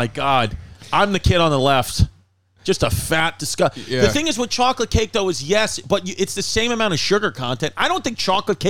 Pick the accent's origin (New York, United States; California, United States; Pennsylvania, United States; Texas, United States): New York, United States; Queens; also born or lived in Staten Island; I grew up and went to all high schools in Queens, could arguably say I have a lot of friends on Staten Island, half my life I spent on Staten Island because my dad lived in New Dorp.